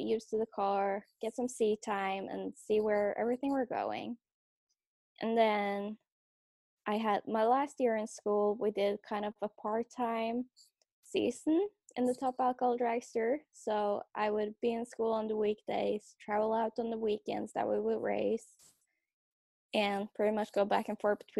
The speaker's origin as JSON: {"language": "English", "country": "Norway", "tie": "born or raised there", "moved": "as an adult", "lives_now": "California, United States", "said": "I grew up in Norway, and that's where I started racing"}